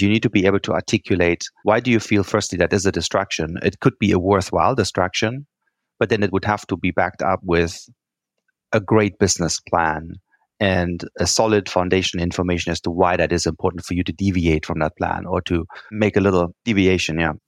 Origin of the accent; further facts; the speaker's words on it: Germany; English is a second language; moved away; I'm from Germany, as you can tell, I have a funny accent. And, you know, we Germans, we like spreadsheets